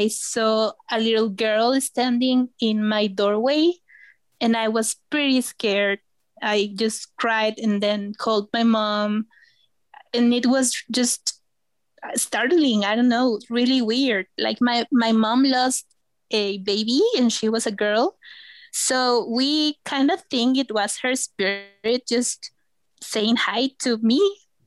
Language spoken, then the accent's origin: English; Veracruz, Mexico; also born or lived in Xalapa; I'm from Veracruz, the beautiful state of Veracruz, which is just next to the Gulf of Mexico. And I live in the capital city, which is Jalapa.